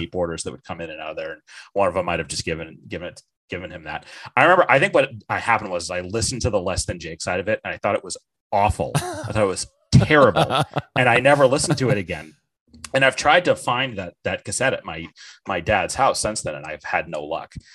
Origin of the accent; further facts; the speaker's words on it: Bartlett, New Hampshire, United States; also born or lived in North Conway, New Hampshire; I was born in uh, the town of North Conway, New Hampshire, and I grew up in Bartlett, New Hampshire